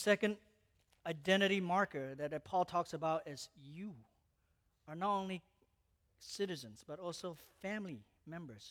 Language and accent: English; Malaysia; moved away; I was born in Malaysia, and I grew up in Malaysia.